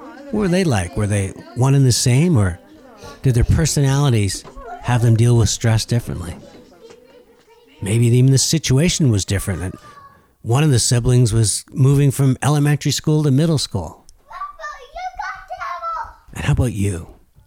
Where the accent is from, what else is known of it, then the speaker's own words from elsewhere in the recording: Laval, Quebec, Canada; also born or lived in Dorval; I grew up in Laval and moved to Dorval